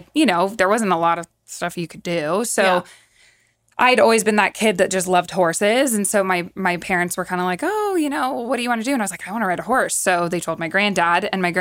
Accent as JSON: {"language": "English", "town": "San Jose", "region": "California", "country": "United States", "tie": "born or raised there", "lives_now": "Livermore, United States", "said": "I was born and raised in San Jose. And then when we moved to Livermore was just all farmland."}